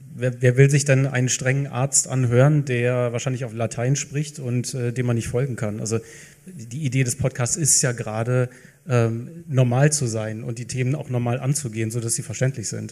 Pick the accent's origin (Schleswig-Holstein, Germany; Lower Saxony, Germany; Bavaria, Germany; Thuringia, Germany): Lower Saxony, Germany; moved away as an adult; now in Franconia, Germany; Niedersachsen, ich bin zugereist, aber ich, wenn ich jetzt rechne, nächstes Jahr bin ich länger hier als in Niedersachsen.